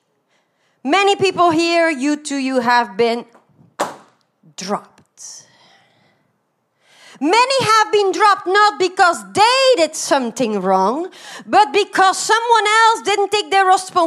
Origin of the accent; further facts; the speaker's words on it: Belgium; English is a second language; moved away; I'm originally from Belgium. You can hear my accent is not American at all.